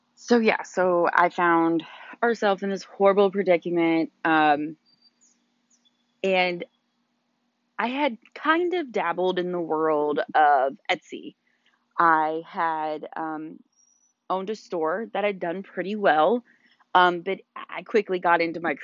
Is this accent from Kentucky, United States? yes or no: yes; Louisville, Kentucky, United States; moved away as an adult; now in Dallas, Georgia, United States; We are originally from Louisville, Kentucky, born and raised